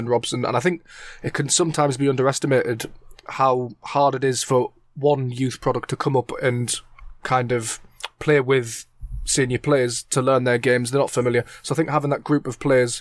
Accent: Wales, United Kingdom; as a Welshman.

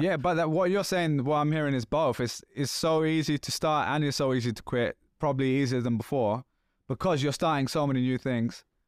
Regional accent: London, United Kingdom; accent: London; this is still a London accent, but this is, like, fifteen years ago almost where you couldn't understand what I was saying, right? And it was, like, lots of slang and just, like, thick.

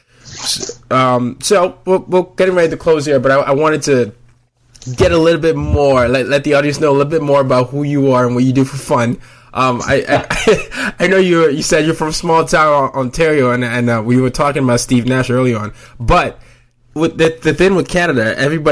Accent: Nigeria; I'm from Nigeria, several tribes

